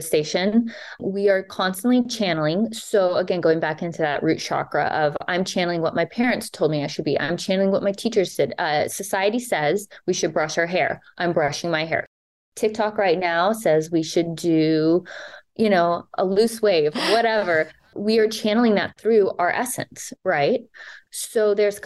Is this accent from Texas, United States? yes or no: yes; Texas, United States; grew up in Texas where religion was a huge thing